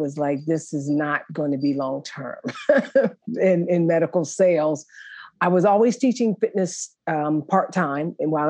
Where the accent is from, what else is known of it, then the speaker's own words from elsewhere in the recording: Columbus, Ohio, United States; Thank you for having me. I'm excited to be here. I'm originally from Columbus, Ohio, born and raised. Attended the Ohio State University.